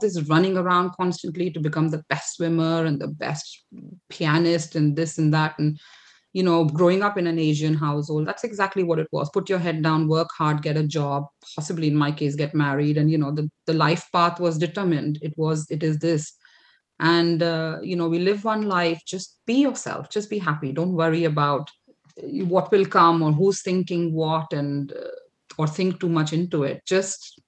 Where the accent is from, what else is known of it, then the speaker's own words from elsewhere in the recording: India; moved away as an adult; also born or lived in Canada; now in United Kingdom; born and brought up in India. You know, I lived 25 years of my life there